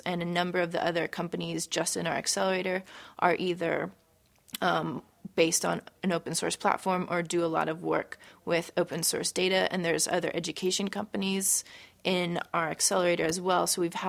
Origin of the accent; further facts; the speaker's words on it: San Francisco, California, United States; also born or lived in Portland, Oregon; I'm the co-founder of Known, and I'm from San Francisco, California.